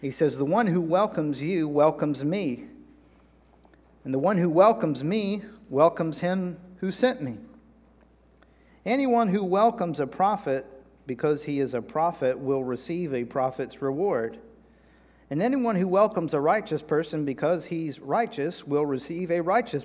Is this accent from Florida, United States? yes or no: no; North Carolina, United States; moved away; also born or lived in Texas; I'm from North Carolina